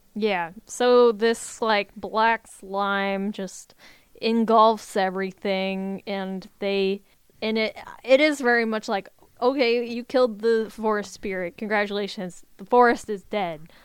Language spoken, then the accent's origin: English; United States